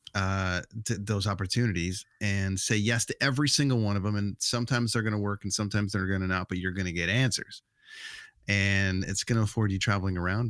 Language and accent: English; Canada; also born or lived in Vancouver; we as Canadian kids